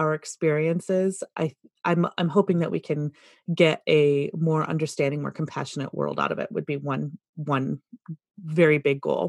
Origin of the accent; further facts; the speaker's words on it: rural Michigan, United States; a girl who grew up in Michigan, largely rural Michigan